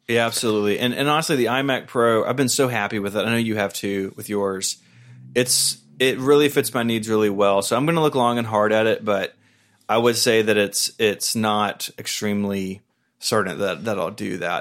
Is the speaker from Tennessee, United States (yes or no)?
yes; Tennessee, United States; I'm from Tennessee.